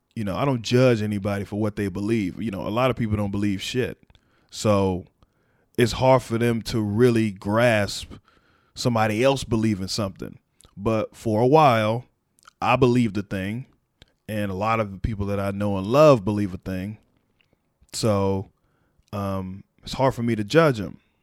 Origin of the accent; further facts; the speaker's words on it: Texas, United States; me as a Texan